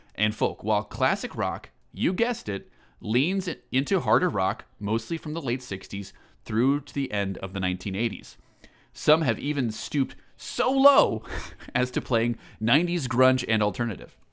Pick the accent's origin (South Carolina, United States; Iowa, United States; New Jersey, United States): Iowa, United States; Eastern; I'm from Eastern Iowa